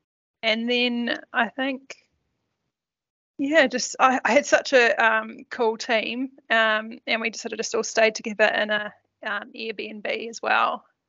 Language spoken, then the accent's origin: English; Turangi, Waikato, New Zealand; that obviously been told that I was from Lower Hutt. No, just Turangi.